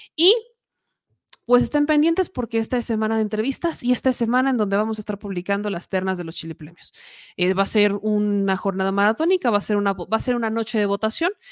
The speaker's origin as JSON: {"language": "Spanish", "country": "Mexico", "said": "Como buena mexicana"}